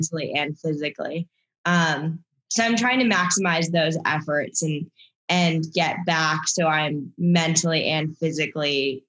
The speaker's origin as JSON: {"language": "English", "country": "Canada", "said": "I'm also Canadian, but I'm a dual citizen."}